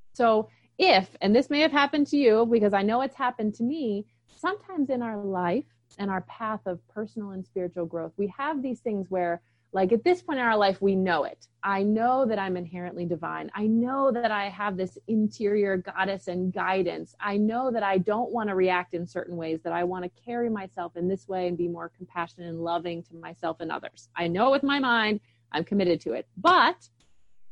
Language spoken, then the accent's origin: English; East Coast, United States; I grew up on the East Coast